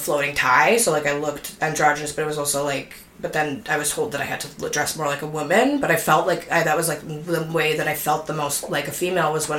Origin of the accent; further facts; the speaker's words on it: Winnipeg, Manitoba, Canada; moved away as an adult; also born or lived in Montreal; now in Toronto, Canada; I'm from Winnipeg originally, I'm moving to Toronto, like, 3 years ago, and I lived in Montreal from when I was, like, 23 to 28